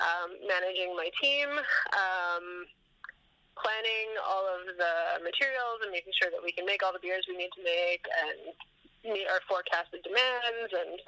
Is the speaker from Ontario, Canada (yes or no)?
no; Vancouver, British Columbia, Canada; And I grew up in Vancouver, and pretty much the only big brewery at the time, this would have been about 2005, in Vancouver was the Molson Brewery